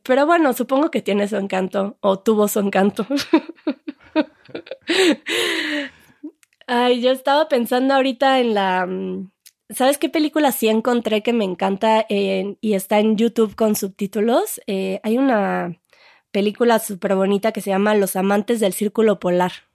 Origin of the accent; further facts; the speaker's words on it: Mexico; nosotros los mexicanos